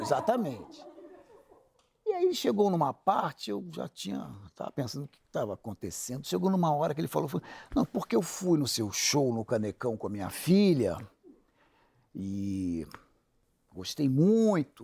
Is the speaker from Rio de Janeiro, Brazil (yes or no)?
yes; Rio de Janeiro, Brazil; also born or lived in São Paulo; eu decidi voltar a morar no Rio, sou carioca